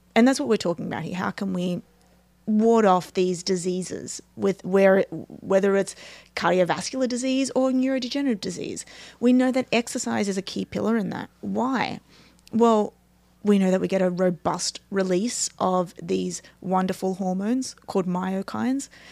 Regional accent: Australia; moved away; I'm from Australia

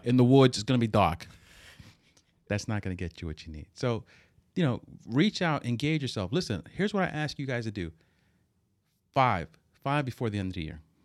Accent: Hoboken, New Jersey, United States; we grew up in Hoboken

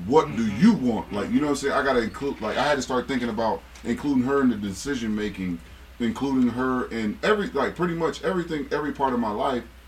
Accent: Akron, Ohio, United States; I'm from Akron

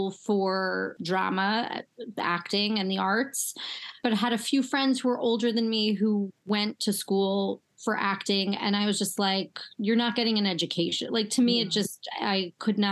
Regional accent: United States; I grew up right outside Manhattan and I would take the train in to the city every day

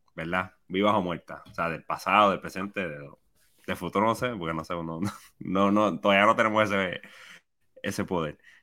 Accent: Puerto Rico; yo como puertorriqueño

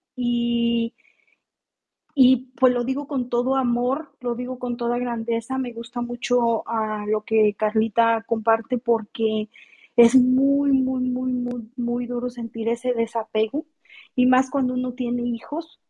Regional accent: Mexico; now in California, United States; yo soy mexicana

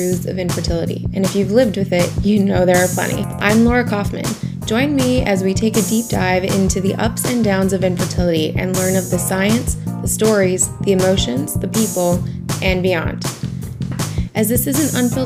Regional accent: Montreal, Quebec, Canada; moved away; I'm originally from Montreal, Canada

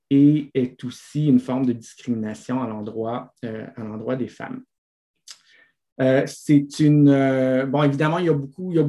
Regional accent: Italy; accent: Italian; French is a second language; excusez moi mon accent italien

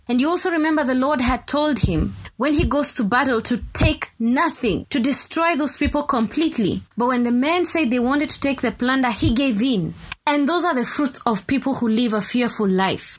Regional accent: Kenya; I come from Kenya

